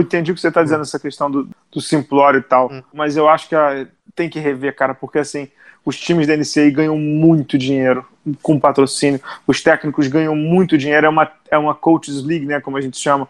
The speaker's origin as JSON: {"language": "Portuguese", "country": "Brazil", "said": "como brasileiro"}